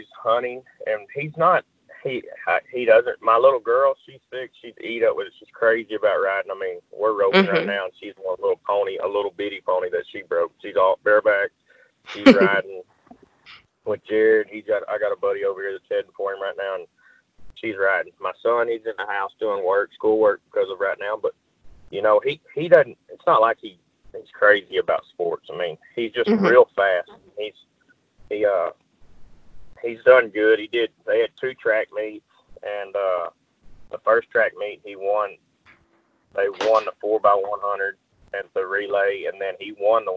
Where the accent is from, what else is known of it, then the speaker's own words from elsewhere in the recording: Crockett, Texas, United States; also born or lived in Madisonville, Texas; I grew up in Crockett, Texas, and my mom lived in Madisonville